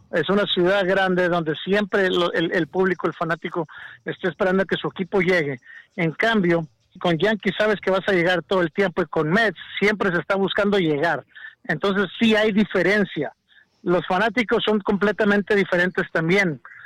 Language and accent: Spanish; Mexico; yo como mexicano